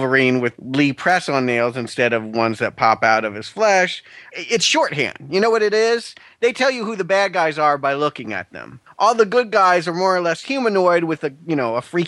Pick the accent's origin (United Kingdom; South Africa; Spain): South Africa; I am from South Africa